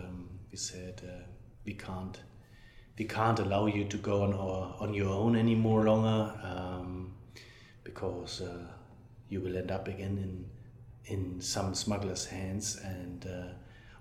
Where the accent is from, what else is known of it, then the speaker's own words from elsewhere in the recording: Germany; from Germany, reporter with Die Zeit